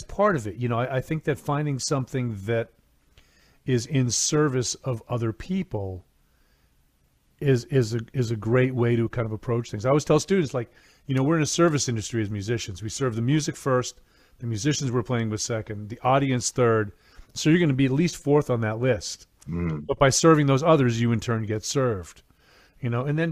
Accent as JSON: {"language": "English", "region": "New England", "country": "United States", "tie": "born or raised there", "said": "I grew up in New England"}